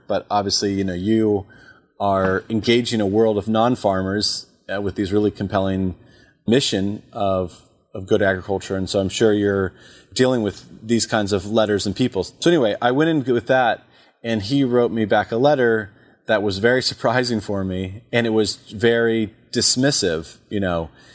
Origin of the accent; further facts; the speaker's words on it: Warrenton, Virginia, United States; also born or lived in Charlottesville, Virginia; we moved back to my hometown of Warrington